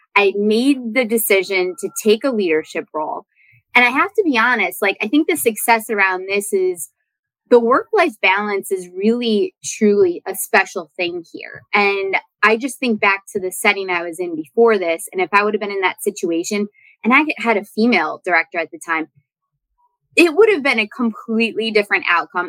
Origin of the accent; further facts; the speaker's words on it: Wisconsin, United States; moved away; that is my home state